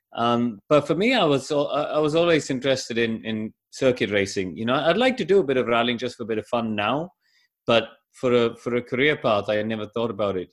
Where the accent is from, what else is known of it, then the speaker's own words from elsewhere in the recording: India; when I grew up in India